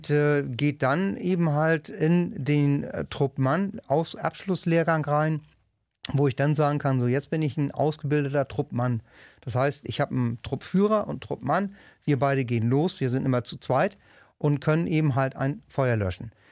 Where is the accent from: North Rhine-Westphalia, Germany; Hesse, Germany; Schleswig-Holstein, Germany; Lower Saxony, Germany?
Schleswig-Holstein, Germany; Wedel; mein Bereich geht eben halt von Harrislee bis runter nach Wedel